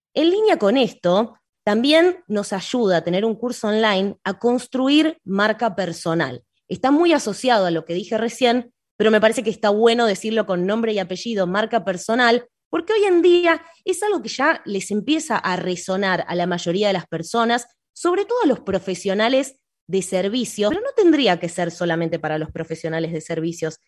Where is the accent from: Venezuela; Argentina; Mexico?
Argentina; soy argentina